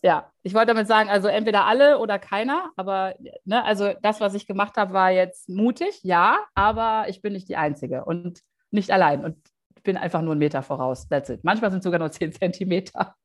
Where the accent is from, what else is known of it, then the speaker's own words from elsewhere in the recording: Düsseldorf, North Rhine-Westphalia, Germany; moved away as an adult; nach Düsseldorf in meine Heimatstadt